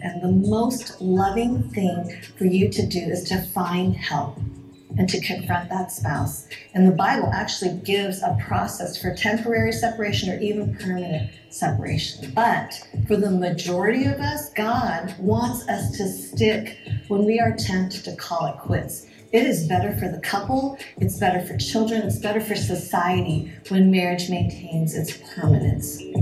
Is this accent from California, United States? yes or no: no; Colorado, United States; also born or lived in Wisconsin; I'm Chinese, born in Wisconsin and raised in Colorado